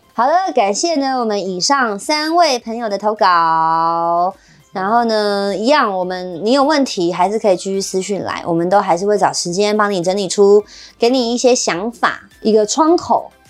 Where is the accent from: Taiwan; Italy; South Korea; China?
Taiwan; 我们是台湾人